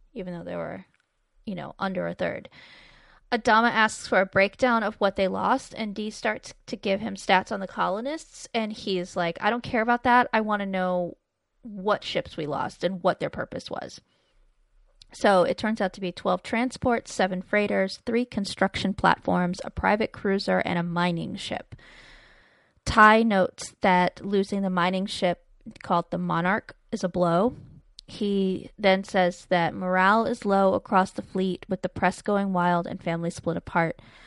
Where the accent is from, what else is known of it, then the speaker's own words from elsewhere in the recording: United States; we really pronounce our R's here